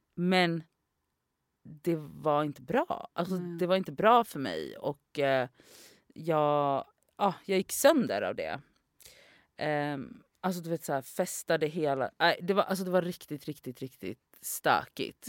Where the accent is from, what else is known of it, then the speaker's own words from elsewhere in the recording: Gothenburg, Västra Götaland, Sweden; moved away as an adult; also born or lived in Oslo; jag är ju från Göteborg